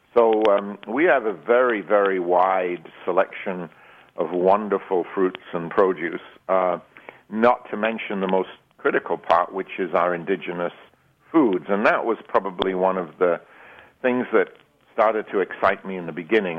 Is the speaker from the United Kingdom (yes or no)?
yes; England, United Kingdom; moved away as an adult; also born or lived in Switzerland / United States; now in Arizona, United States; I was born in England, um, trained as a chef in England, both uh, um, in a uh, an apprenticeship program in the 60s